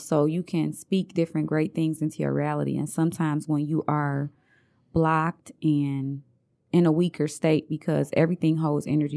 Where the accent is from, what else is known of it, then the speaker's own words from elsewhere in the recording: Detroit, Michigan, United States; also born or lived in Montgomery, Alabama; I grew up on Santa Barbara Street. My family still own two houses over there